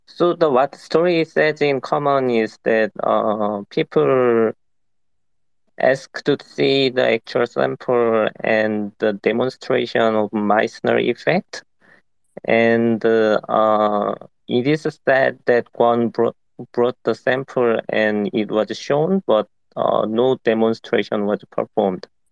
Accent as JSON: {"language": "English", "country": "South Korea", "said": "I'm from South Korea"}